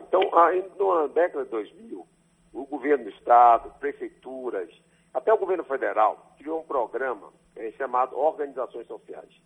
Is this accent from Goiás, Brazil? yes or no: no; Salvador, Bahia, Brazil; also born or lived in Jequié; Eu nasci em Salvador, sou filho do ex-prefeito de Salvador